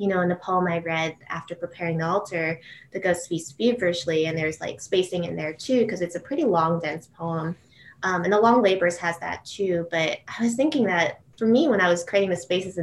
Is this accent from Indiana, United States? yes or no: no; Matawan, New Jersey, United States; I grew up actually in Mattawan, New Jersey